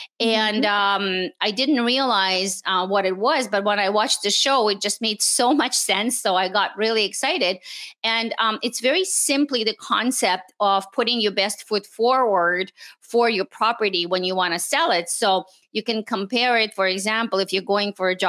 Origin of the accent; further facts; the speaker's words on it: Montreal, Quebec, Canada; English is a second language; also born or lived in Moscow, Russia; I was born in Moscow, Russia. And my family immigrated to Canada in the late 70s. So we actually live in Montreal. And I went to school in French, and then I learned English